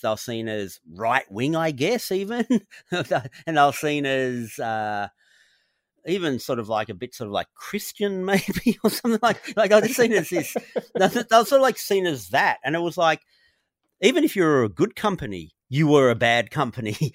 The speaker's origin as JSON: {"language": "English", "country": "Australia", "tie": "born or raised there"}